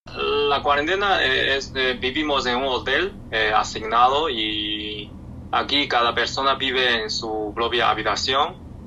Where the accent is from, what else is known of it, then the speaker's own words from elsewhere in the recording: China; Spanish is a second language; moved away; en mi pueblo natal